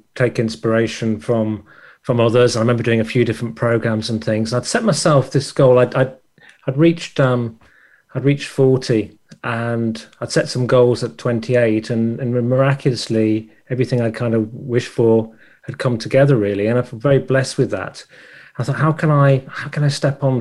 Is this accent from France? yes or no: no; England, United Kingdom; accent: English; my English, my accent